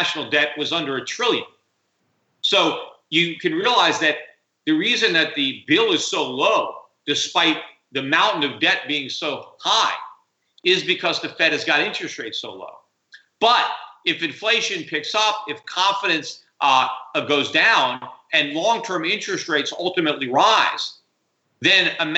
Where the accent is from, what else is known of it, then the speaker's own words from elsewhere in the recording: United States; I'm an American